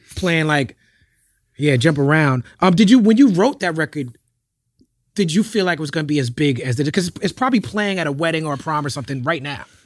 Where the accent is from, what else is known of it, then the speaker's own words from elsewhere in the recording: New York, United States; me growing up in New York